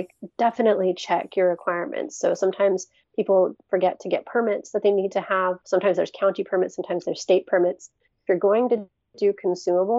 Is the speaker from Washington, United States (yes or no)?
yes; Seattle, Washington, United States; I was born and raised in the Seattle area